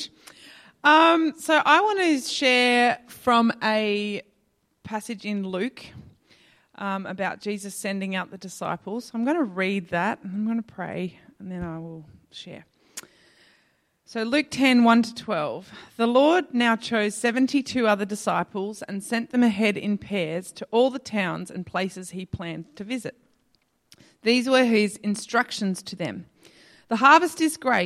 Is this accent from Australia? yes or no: yes; Adelaide, South Australia, Australia; moved away as an adult; I'm a girl from Adelaide